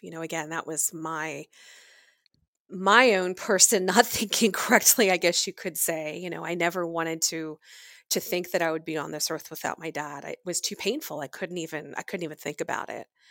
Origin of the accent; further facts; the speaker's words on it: Pennsylvania, United States; I was born and raised in Pennsylvania.